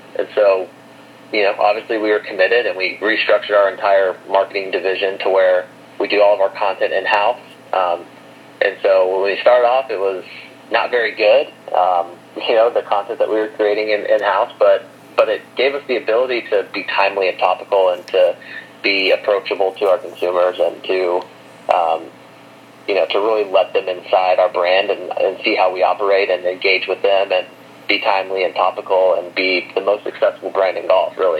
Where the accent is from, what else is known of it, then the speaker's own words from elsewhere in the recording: Arkansas, United States; I grew up in Arkansas and went to the University of Arkansas